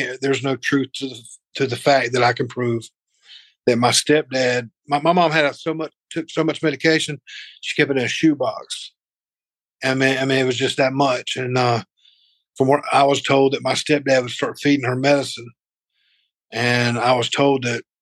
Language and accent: English; Spartanburg, South Carolina, United States; also born or lived in Greenville, South Carolina; I was born and raised in Spartanburg, South Carolina